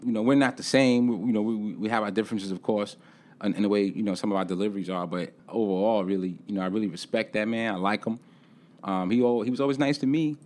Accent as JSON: {"language": "English", "town": "New York City", "region": "New York", "country": "United States", "tie": "born or raised there", "moved": "as an adult", "lives_now": "Charlotte, United States", "said": "being born and raised in Brooklyn, New York"}